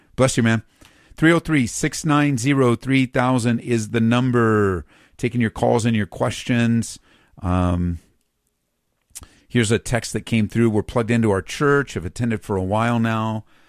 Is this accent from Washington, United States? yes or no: no; Southern California, United States; now in Colorado, United States; I grew up in Southern Cal